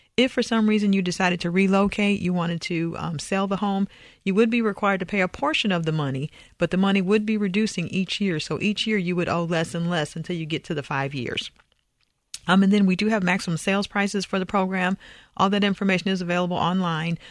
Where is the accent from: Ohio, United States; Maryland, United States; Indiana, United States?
Indiana, United States; moved away as an adult; also born or lived in California / Texas; I'm originally from Indiana